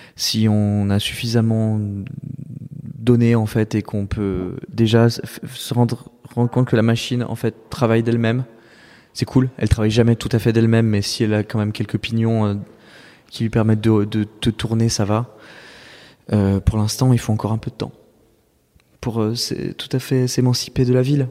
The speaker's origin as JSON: {"language": "French", "town": "Saint-Étienne", "region": "Auvergne-Rhône-Alpes", "country": "France", "tie": "born or raised there", "moved": "yes", "lives_now": "Paris, France"}